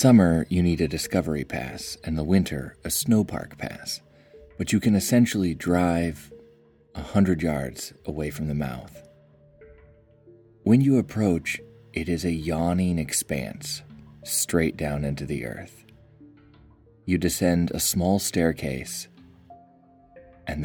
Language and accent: English; Washington, United States; my home state of Washington